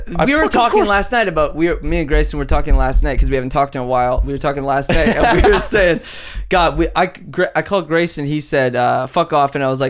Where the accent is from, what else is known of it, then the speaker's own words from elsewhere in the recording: Vancouver, British Columbia, Canada; we're from Vancouver, where no black people live.